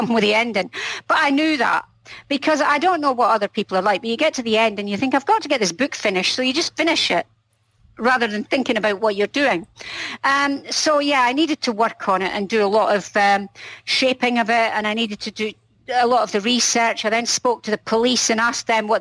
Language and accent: English; Scotland, United Kingdom; I'm Scottish